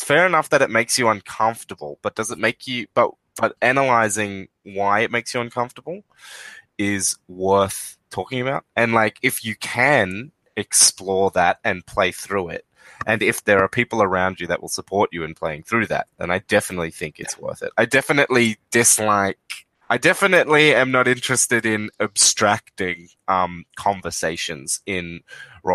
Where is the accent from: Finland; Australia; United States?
Australia; we're Australian